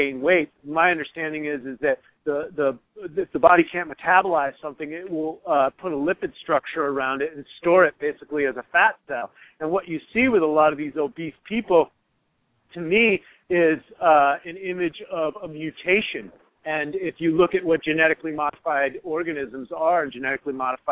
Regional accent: United States; I'm an American. I grew up eating Pop-Tarts and Captain Crunch

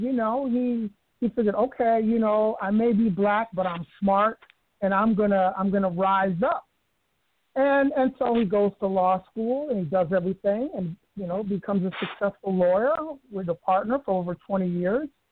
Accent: New York City, New York, United States; moved away; I grew up in the South Bronx of New York City

